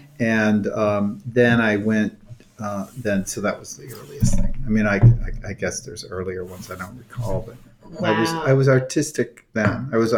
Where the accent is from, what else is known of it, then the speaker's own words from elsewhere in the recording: Toledo, Ohio, United States; moved away as an adult; also born or lived in Davis, California / Cleveland, Ohio / New York City; I actually was raised in Ohio. I was born in Davis, California.